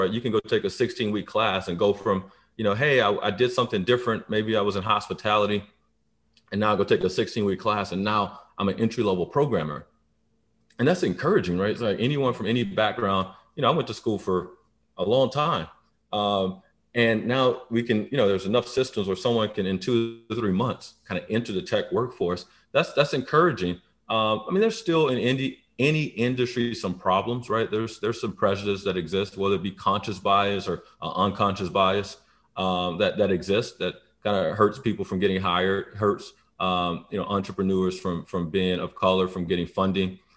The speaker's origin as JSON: {"language": "English", "town": "Baton Rouge", "region": "Louisiana", "country": "United States", "tie": "born or raised there", "also_born_or_lived": "Atlanta, Georgia", "moved": "yes", "said": "grew up in Baton Rouge, predominantly black side of town"}